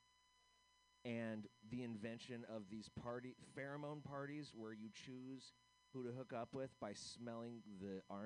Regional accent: United States; as an American

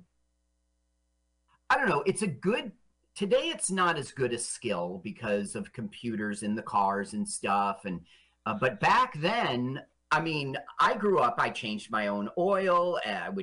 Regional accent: Los Angeles, California, United States; moved away; also born or lived in Las Vegas, Nevada; I grew up in Los Angeles a lot of years

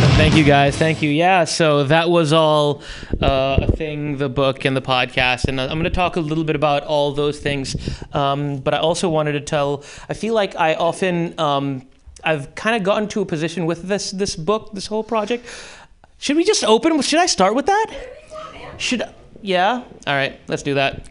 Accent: Karachi, Sindh, Pakistan; moved away; in Karachi, high school

